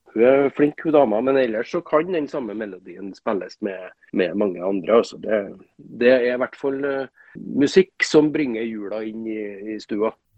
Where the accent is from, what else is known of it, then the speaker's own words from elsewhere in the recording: Trøndelag, Norway; moved away as an adult; now in Bodø, Norway; jeg er jo trønder